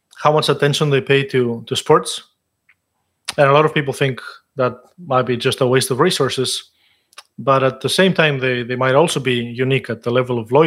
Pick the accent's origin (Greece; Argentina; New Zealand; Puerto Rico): Greece; moved away; I grew up in Greece